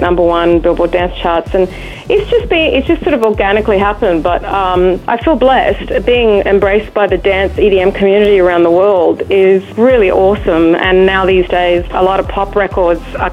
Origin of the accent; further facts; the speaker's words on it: Darwin, Northern Territory, Australia; moved away as an adult; now in United States; I'm originally from Darwin, born and raised. I've been living in the US now